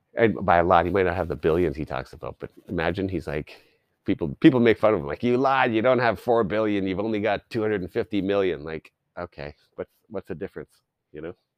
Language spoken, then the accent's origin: English; Canada; I grew up in Canada